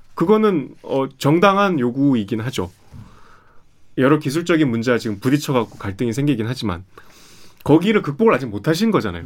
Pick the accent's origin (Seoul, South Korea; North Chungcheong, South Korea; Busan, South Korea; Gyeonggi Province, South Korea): Seoul, South Korea; 제가 제가 서울 사람